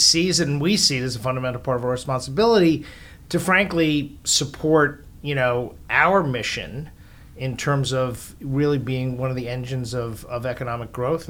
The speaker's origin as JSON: {"language": "English", "town": "Great Neck", "region": "New York", "country": "United States", "tie": "born or raised there", "also_born_or_lived": "Bronx, New York / Washington, D.C.", "moved": "as an adult", "said": "So I grew up in New York, born in the Bronx. Grew up mostly out on Long Island in a town called Great Neck."}